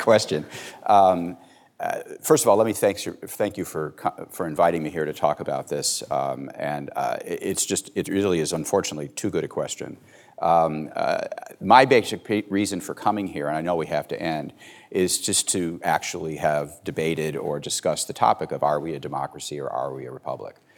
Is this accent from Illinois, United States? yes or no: yes; Chicago, Illinois, United States; I'm from Cook County, Illinois. It's where I grew up.